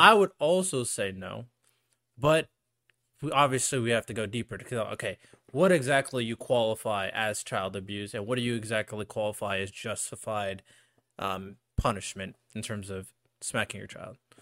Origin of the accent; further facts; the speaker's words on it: United States; As an American